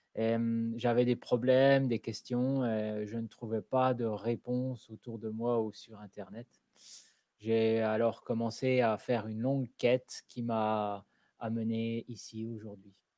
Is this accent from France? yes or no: yes; France; moved away as an adult; also born or lived in South London, United Kingdom; now in London, United Kingdom; je suis français, je vis au sud de Londres depuis 17 ans